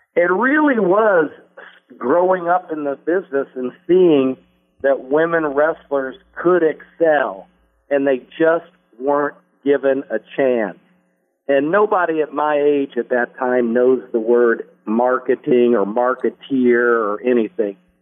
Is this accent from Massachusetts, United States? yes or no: no; Indianapolis, Indiana, United States; moved away as an adult; also born or lived in Los Angeles; my hometown of Indianapolis